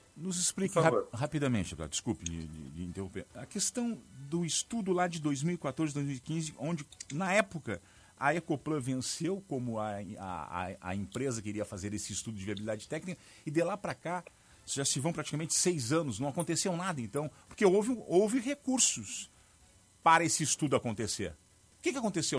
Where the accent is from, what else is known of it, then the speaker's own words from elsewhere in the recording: São José do Norte, Rio Grande do Sul, Brazil; eu sou de São José do Norte, eu sou filho de São José do Norte